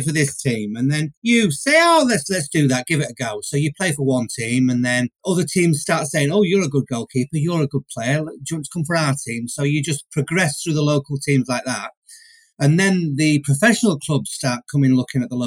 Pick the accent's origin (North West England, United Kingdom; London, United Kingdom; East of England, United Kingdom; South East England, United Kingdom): North West England, United Kingdom; Manchester; I'm from Manchester